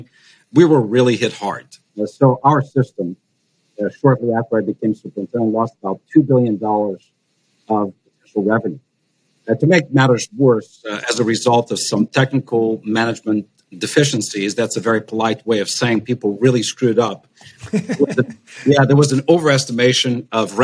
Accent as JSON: {"language": "English", "country": "Portugal", "tie": "born or raised there", "moved": "yes", "lives_now": "United States", "said": "my home country of Portugal"}